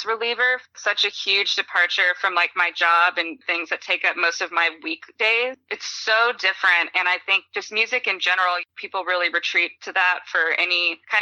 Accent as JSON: {"language": "English", "town": "Austin", "region": "Texas", "country": "United States", "tie": "born or raised there", "also_born_or_lived": "San Diego", "said": "I spent most of my life growing up in Austin, which everybody knows is a huge music city"}